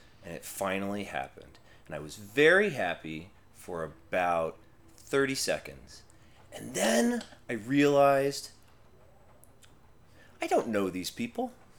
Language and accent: English; Portland, Oregon, United States; I grew up in Portland.